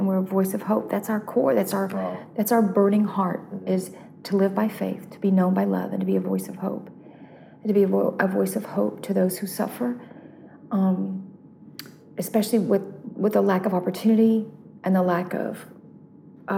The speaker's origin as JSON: {"language": "English", "region": "North Carolina", "country": "United States", "tie": "born or raised there", "said": "growing up in North Carolina, which is on the eastern part of the U.S."}